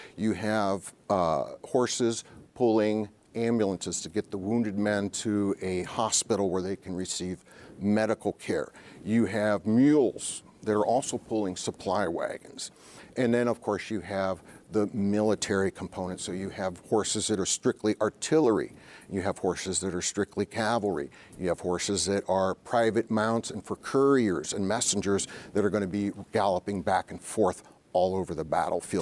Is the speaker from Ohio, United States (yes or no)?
yes; Ohio, United States; moved away; my home state, Ohio